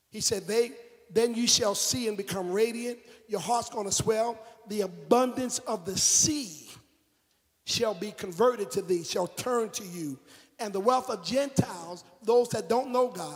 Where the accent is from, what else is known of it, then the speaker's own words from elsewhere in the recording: South Carolina, United States; I'm from South Carolina. I'm from down by town.